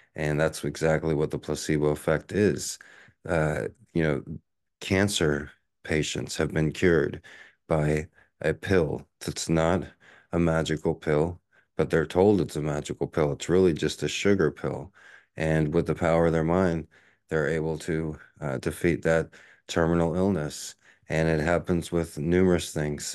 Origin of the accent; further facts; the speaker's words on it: Texas, United States; now in Honolulu, United States; growing up in Texas